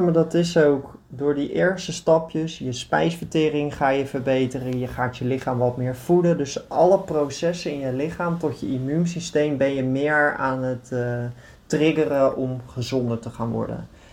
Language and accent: Dutch; Netherlands; now in Greece; Wij als Nederlanders staan natuurlijk ook wel bekend als echt een betrouwbaar volk